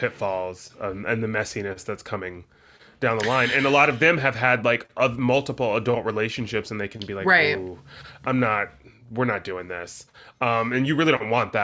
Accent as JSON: {"language": "English", "region": "the South", "country": "United States", "said": "I'm from the South"}